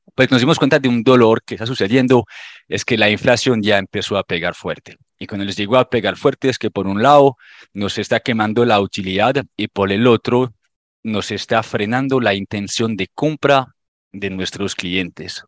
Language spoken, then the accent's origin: Spanish; France; Spanish is a second language; moved away as an adult; now in Colombia; Yo soy francés, llevo en Colombia aproximadamente un poquito más de nueve años